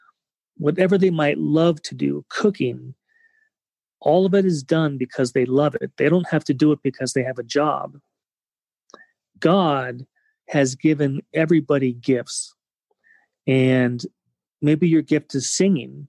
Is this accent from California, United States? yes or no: yes; California, United States; growing up in California